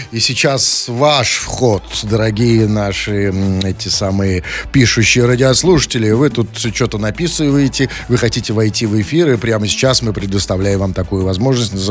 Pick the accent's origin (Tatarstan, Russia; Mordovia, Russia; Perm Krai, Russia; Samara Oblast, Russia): Tatarstan, Russia; я вот только что, я сам тук, из Тукаевского района.